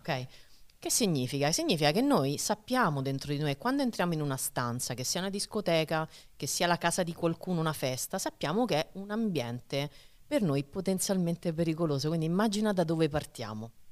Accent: Rome, Lazio, Italy; moved away as an adult; now in Marche, Italy; E da romana, che ha vissuto per trentasette anni

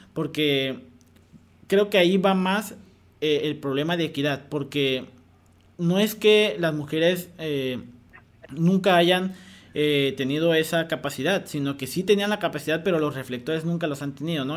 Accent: Mexico; mexicanos tenemos un potencial enorme

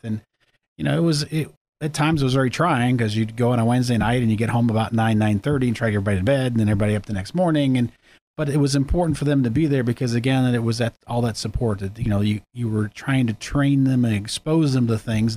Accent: Erie, Pennsylvania, United States; also born or lived in Girard, Pennsylvania; I grew up in Erie

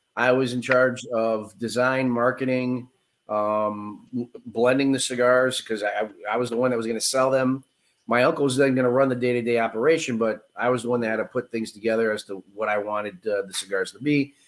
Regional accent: Chicago, Illinois, United States; I was born in Chicago, which is why you probably hear the accent

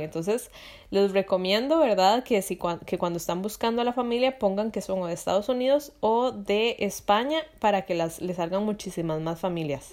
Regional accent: Costa Rica; moved away as an adult; now in Europe; yo soy de Costa Rica, aquí en Europa

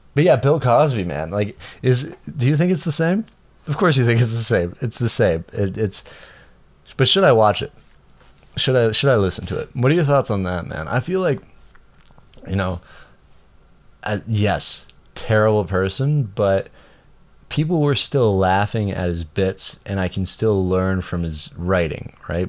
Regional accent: Canada; I'm Canadian

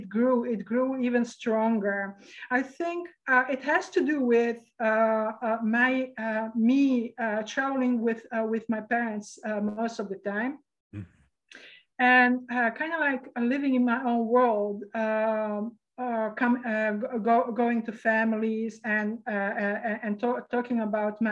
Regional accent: Sarajevo, Bosnia & Herzegovina; born there; So where I was born in Sarajevo, actually. That is formerly Yugoslavia, and now it's called Bosnia, as I recall.

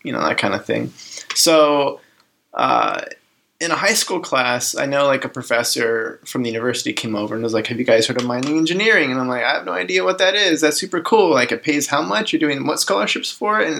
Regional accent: Reno, Nevada, United States; moved away; Yeah, I grew up in Reno, Nevada. Kind of been there since third grade. Went to high school there.

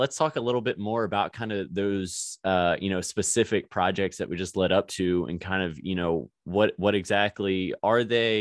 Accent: Virginia, United States; moved away as an adult; now in Springfield, United States; I'm originally from Virginia.

